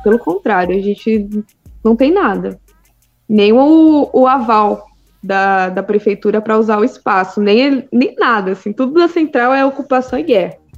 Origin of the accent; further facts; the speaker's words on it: Piracicaba, São Paulo, Brazil; sou de Piracicaba